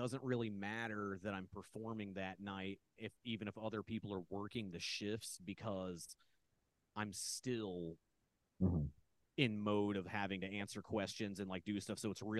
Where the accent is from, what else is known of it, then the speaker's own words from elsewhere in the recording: Indiana, United States; moved away as an adult; also born or lived in New York; now in Los Angeles, United States; I'm from Indiana, but I had lived around, like, not in the major, not, I mean, there isn't really a real major city, you know, but like, I didn't live in, like, the more metropolitan areas.